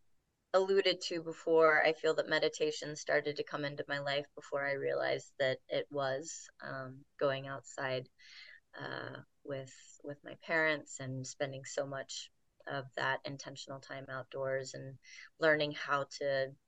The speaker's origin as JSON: {"language": "English", "region": "Virginia", "country": "United States", "tie": "born or raised there", "also_born_or_lived": "Kansas City, Missouri", "moved": "yes", "lives_now": "Asheville, United States", "said": "Grew up in various parts of Virginia, Richmond, Charlottesville, went to college in Harrisonburg"}